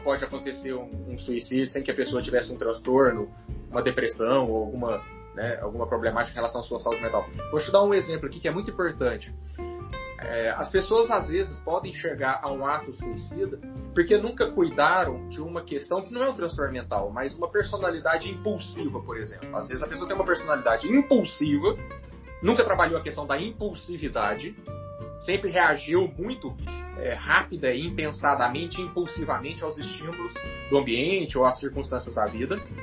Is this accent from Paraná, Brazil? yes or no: no; Minas Gerais, Brazil; Como um bom mineiro, eu vou dizer, uai, uai